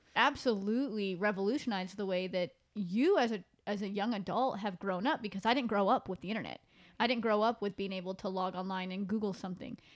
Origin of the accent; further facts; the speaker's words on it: Pacific Northwest, United States; moved away; I'm from the Pacific Northwest and where I went to school, ninth grade was in junior high.